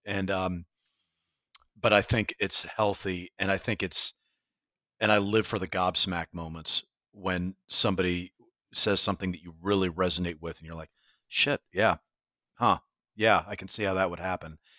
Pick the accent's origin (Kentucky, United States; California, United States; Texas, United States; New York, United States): New York, United States; as a New Yorker